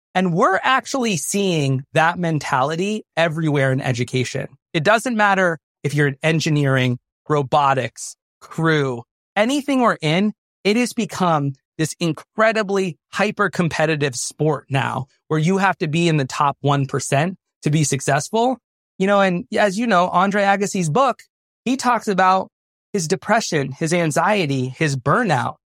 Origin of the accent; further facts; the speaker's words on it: Vermont, United States; moved away as an adult; also born or lived in upstate New York / Chicago; I'm from Vermont originally